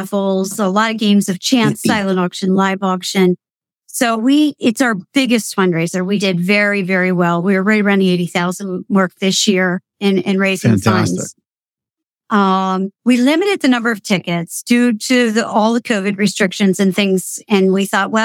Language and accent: English; Potter County, Pennsylvania, United States; moved away as an adult; now in Lancaster, United States; growing up in Potter County, I'm a country girl.